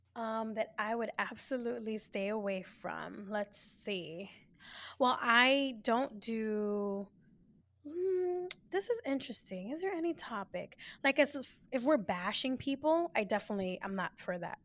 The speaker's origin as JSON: {"language": "English", "town": "New York City", "region": "New York", "country": "United States", "tie": "born or raised there", "said": "born and raised in the Bronx"}